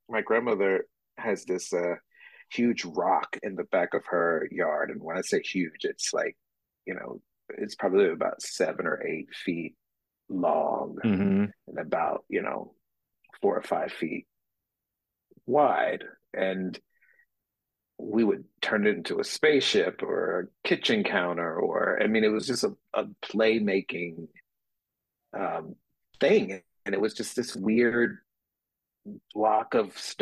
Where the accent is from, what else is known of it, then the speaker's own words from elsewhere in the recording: Bessemer City, North Carolina, United States; moved away as an adult; now in Philadelphia, United States; I'm originally from a town in North Carolina called Bessemer City.